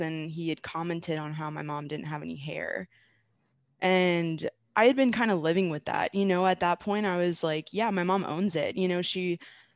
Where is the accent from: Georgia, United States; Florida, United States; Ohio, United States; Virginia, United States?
Virginia, United States; Stafford; moved away as an adult; also born or lived in Arizona; now in Syracuse, United States; I'm originally from Stafford, Virginia. Grew up there and then went to Virginia Tech.